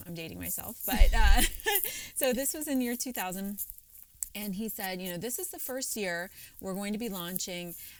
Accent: Cincinnati, Ohio, United States; moved away as an adult; also born or lived in Philadelphia; for the first time in my life, I moved away from Cincinnati

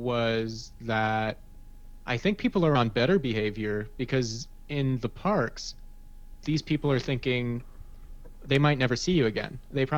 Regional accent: Fullerton, California, United States; also born or lived in New Jersey; I grew up in Fullerton, and I got my first job at Knott's Berry Farm in 2009.

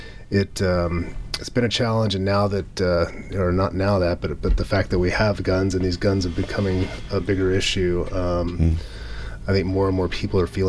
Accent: United States; being an American

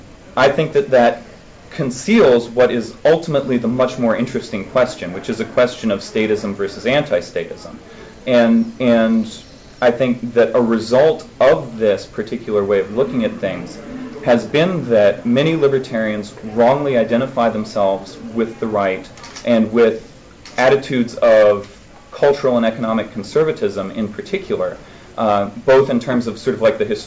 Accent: Alabama, United States; I came from Alabama, so Senator Shelby is one of the Republicans that I've had to deal with in my time.

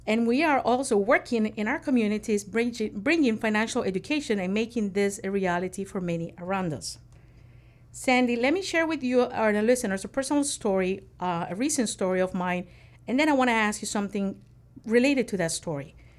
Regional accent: Nicaragua; growing up in Nicaragua

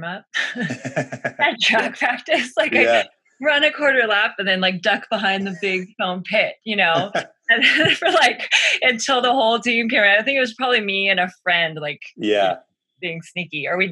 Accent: San Diego, California, United States; moved away as an adult; also born or lived in Santa Barbara, California; now in Boulder, United States; I grew up in North County, San Diego, sort of where Del Mar, Solana Beach, and Rancho Santa Fe converge

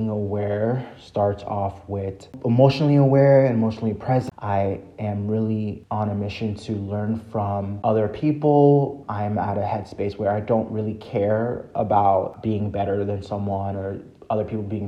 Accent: Haiti; I'm from Haiti

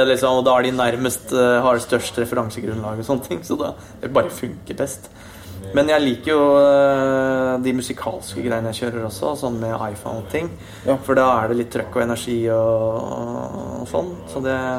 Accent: Østfold, Norway; siden jeg kom fra Østfold. Ja. Vokst opp eh, nære grensa, kan litt svensk.

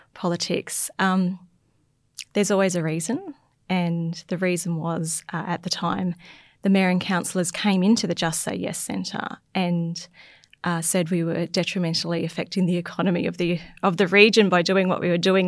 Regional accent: Logan City, Queensland, Australia; now in North Burnett, Australia; growing up in Logan City

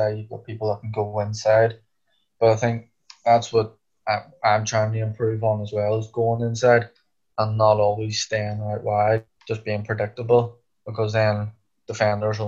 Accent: Ireland; moved away; we're both Irish

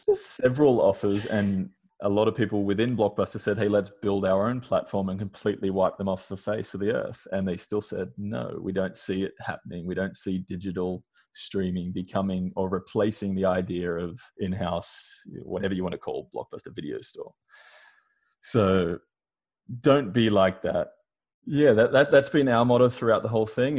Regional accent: Australia; moved away as an adult; now in United States; you can blatantly hear by my accent, but I'm Australian. So I've lived in America for about the past four years.

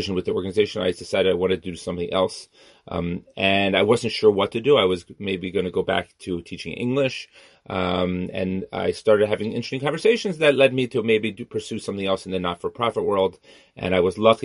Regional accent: Cherry Hill, New Jersey, United States; moved away as an adult; now in Israel; I grew up outside Philadelphia in Cherry Hill, New Jersey

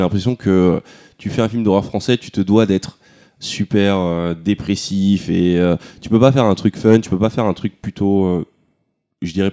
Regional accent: France; on va se dire que bon, on est français, donc il faut qu'on fasse des films qui, font mal.

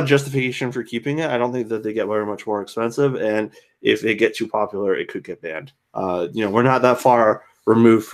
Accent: New York, United States; now in Florida, United States; I'm a New Yorker. I retired early

